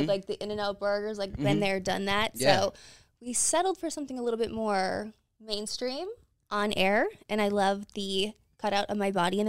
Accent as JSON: {"language": "English", "town": "Clarks Summit", "region": "Pennsylvania", "country": "United States", "said": "So I am from Pennsylvania. I'm not from Scranton, Pennsylvania. I'm from a town like 10 minutes over, but I always just say Scranton because the town that I'm from is Clark Summit"}